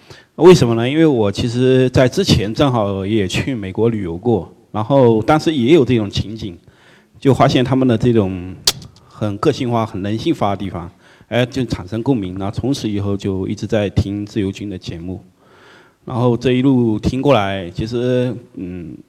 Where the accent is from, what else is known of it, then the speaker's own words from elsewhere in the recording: Fuzhou, Fujian, China; 呃，我福州人，呃。